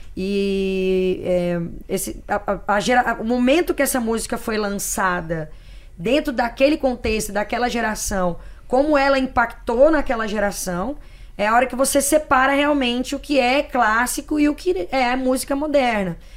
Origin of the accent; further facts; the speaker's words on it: Araguaína, Tocantins, Brazil; lá de Araguaína, na cidade onde eu fui criada, no Tocantins